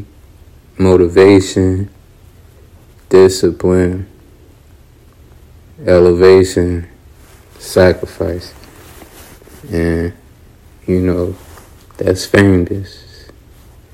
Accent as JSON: {"language": "English", "town": "Raleigh", "region": "North Carolina", "country": "United States", "said": "I'm from Raleigh, North Carolina. From the South Side"}